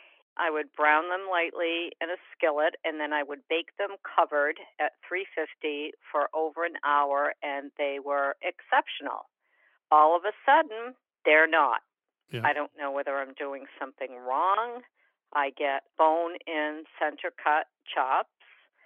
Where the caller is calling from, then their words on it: Beverly, Massachusetts, United States; I'm from Beverly, Massachusetts.